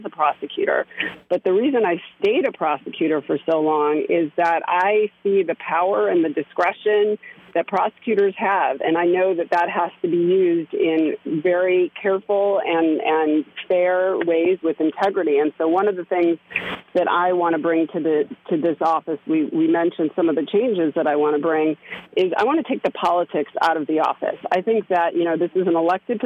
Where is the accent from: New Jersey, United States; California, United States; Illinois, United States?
Illinois, United States; Chicago; moved away as an adult; also born or lived in New York City, United States; now in Westchester, United States; I grew up in Chicago